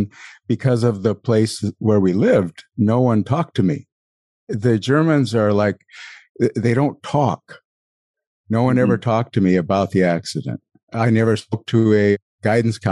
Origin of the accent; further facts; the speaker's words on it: a small town outside of Billings, Montana, United States; moved away as an adult; I was from a small town outside of Billings